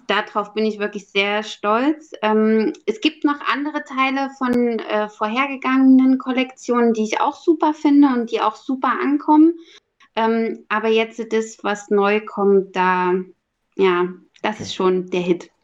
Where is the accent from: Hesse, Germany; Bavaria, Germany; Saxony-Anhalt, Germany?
Saxony-Anhalt, Germany; Halle; moved away as an adult; also born or lived in Berlin; in meiner Heimatstadt in Halle-Saale